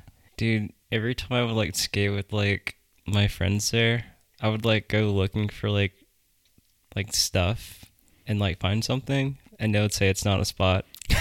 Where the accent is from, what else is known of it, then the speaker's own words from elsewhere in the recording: Germany; born there; Yeah, so I was born in Germany.